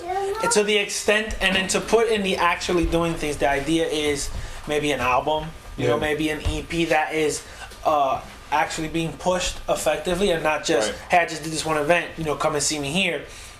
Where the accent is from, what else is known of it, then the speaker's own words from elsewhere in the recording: New York, United States; Like, I'm from New York and I'm doing this.